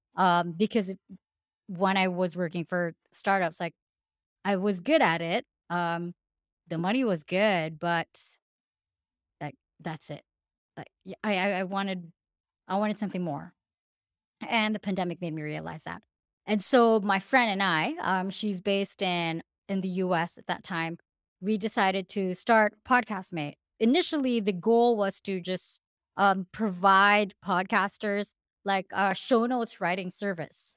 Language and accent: English; Philippines; moved away; I'm originally from the Philippines